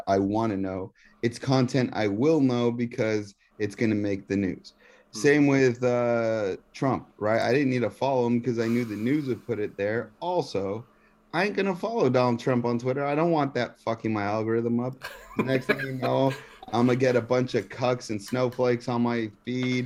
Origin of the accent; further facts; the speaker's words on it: Texas, United States; moved away; I'm from Texas